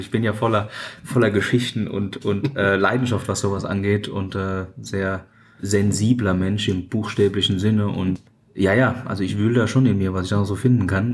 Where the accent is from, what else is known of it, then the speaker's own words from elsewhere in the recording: Odenwald, Hesse, Germany; also born or lived in Australia; Ich bin, wie gesagt, ja im Odenwald aufgewachsen